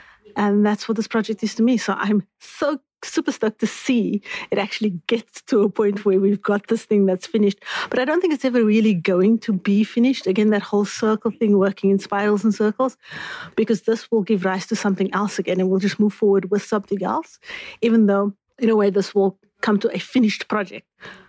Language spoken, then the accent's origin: English; Cape Town, Western Cape, South Africa; I am from Cape Town, have lived northern suburbs, southern suburbs in the city center, so Cape Town it is